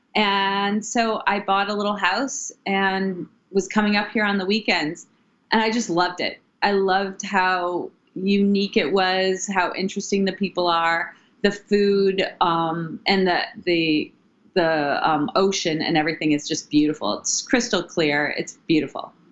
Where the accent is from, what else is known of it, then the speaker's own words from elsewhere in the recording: Ohio, United States; moved away as an adult; also born or lived in New York City; now in Maine, United States; I am originally from Ohio and I moved to New York after college